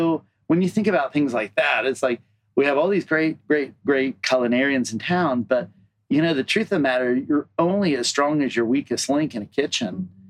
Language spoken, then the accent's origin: English; Deep South, United States; moved away; And I come from the Deep South, which is a barren land.